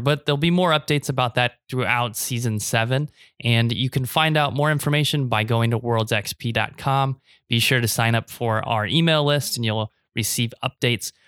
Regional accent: Nebraska, United States; born or raised there; now in Taiwan

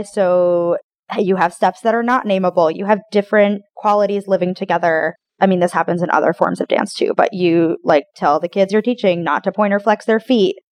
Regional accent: Westport, Connecticut, United States; now in Tallahassee, United States; I grew up in Westport, Connecticut, outside of New York City

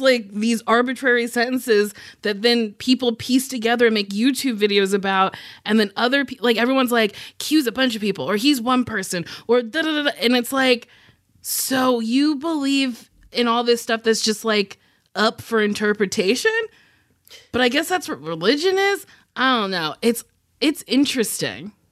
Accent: New Jersey, United States; I'm from Jersey

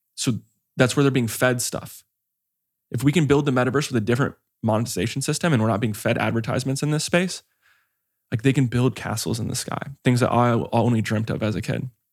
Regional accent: Hawaii, United States; I grew up in Hawaii

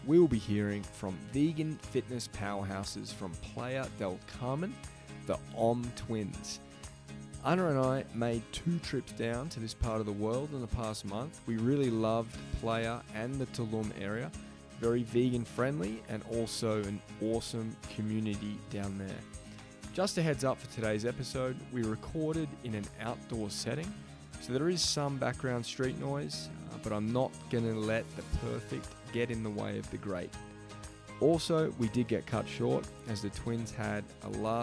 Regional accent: Australia; I'm from Australia

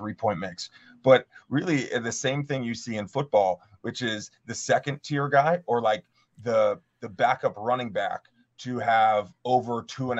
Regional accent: Mid-Atlantic, United States; Growing up in the Mid-Atlantic

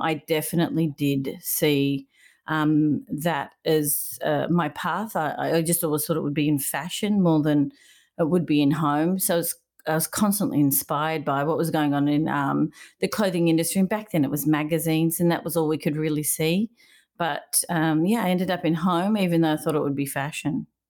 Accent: Melbourne, Victoria, Australia; moved away as an adult; now in California, United States; I grew up in Melbourne, Australia, uh, when, uh, first place I grew up was Caulfield, and then we moved to Brighton

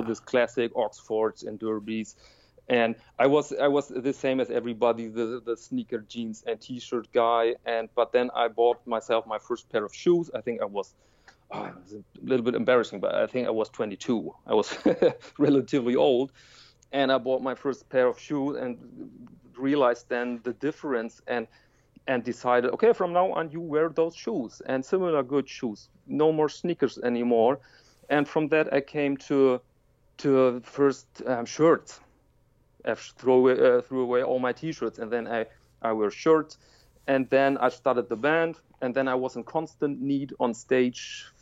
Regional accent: Germany; I'm from Germany

